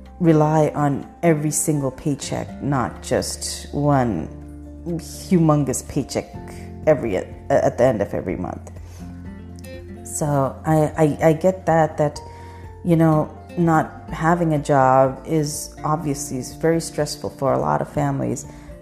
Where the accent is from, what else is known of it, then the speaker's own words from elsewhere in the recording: Pakistan; now in United States; when I was growing up in Pakistan, our schools were never this long.